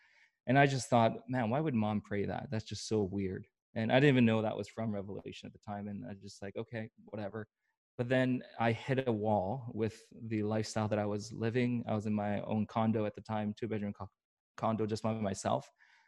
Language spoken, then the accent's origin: English; Vancouver, British Columbia, Canada; also born or lived in Seoul, South Korea / Atlanta, United States / Tampa, United States; I grew up here in Vancouver, but I also moved around tons.